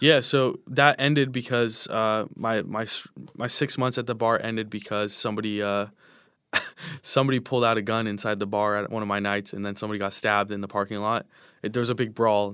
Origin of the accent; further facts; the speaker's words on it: Inland Empire, California, United States; growing up in the Inland Empire